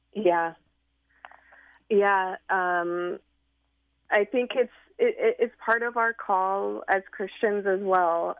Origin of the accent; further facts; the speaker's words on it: Nebraska, United States; moved away as an adult; now in Chicago, United States; I'm from Nebraska